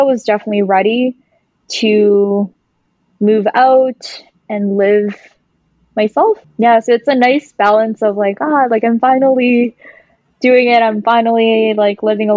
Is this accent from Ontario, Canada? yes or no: no; Vancouver, British Columbia, Canada; moved away as an adult; growing up in Vancouver all my life